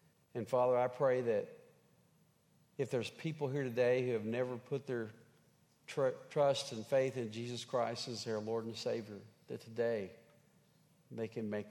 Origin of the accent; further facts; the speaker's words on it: Henrietta, Oklahoma, United States; moved away; I grew up in Henrietta, Oklahoma, home of the Fighting Hens.